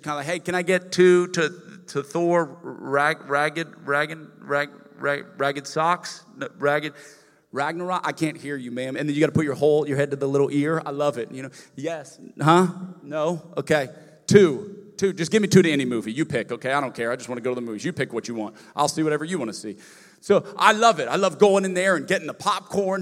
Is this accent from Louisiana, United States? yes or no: yes; Lafayette, Louisiana, United States; moved away; I'm from Lafayette, Louisiana originally